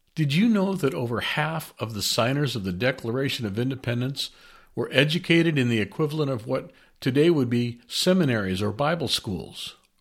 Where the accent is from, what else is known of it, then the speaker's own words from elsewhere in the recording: United States; As American citizens